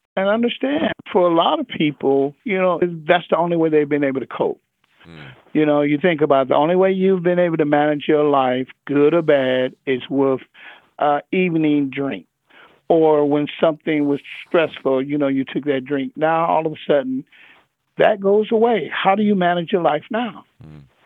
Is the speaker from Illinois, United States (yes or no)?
no; Los Angeles, California, United States; I come from South Central